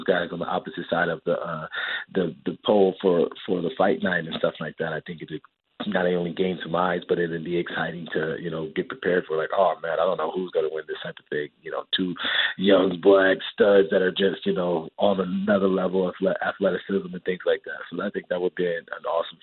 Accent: Ghana; I'm also Ghanaian

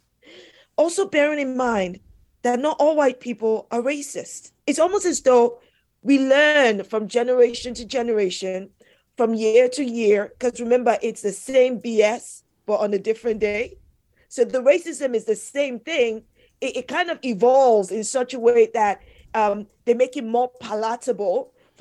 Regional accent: London, United Kingdom; I am British born here in London

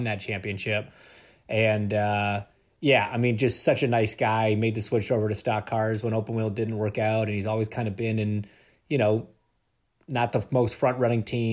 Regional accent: Canada; I'm Canadian

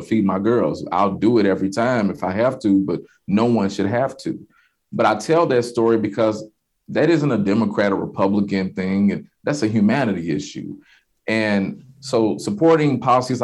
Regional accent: Louisville, Kentucky, United States; I'm from the West End of Louisville, from the hood

